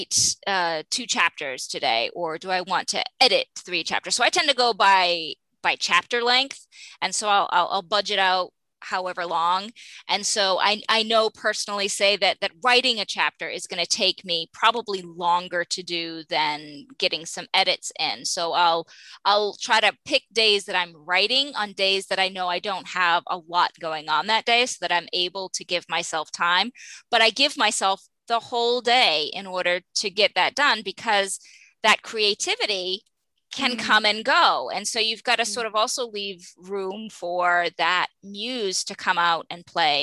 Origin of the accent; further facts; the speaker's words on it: Maine, United States; I'm from Maine